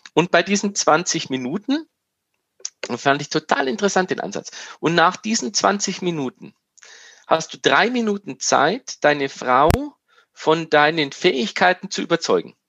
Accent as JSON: {"language": "German", "region": "Bavaria", "country": "Germany", "said": "wie wir bei uns in Bayern sagen"}